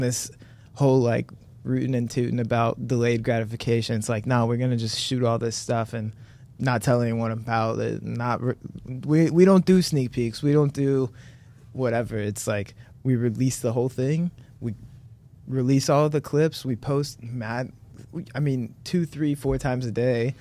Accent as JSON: {"language": "English", "town": "Monroe", "region": "Ohio", "country": "United States", "said": "I'm proudly from Monroe"}